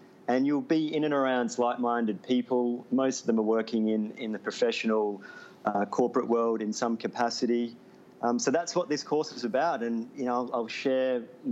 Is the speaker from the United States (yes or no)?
no; Melbourne, Victoria, Australia; moved away as an adult; Melbourne's my hometown as well. I haven't lived there for 6 years